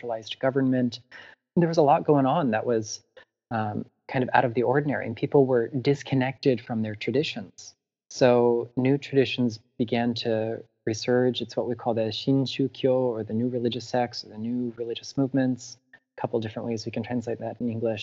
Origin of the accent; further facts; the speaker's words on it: South Florida, United States; in my hometown in South Florida, I live very close to the intracoastal